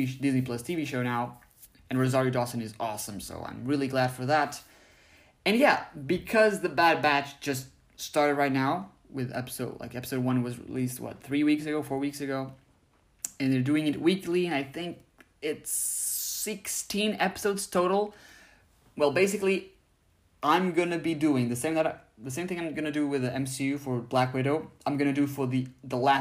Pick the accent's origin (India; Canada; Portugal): Portugal; in my home country of Portugal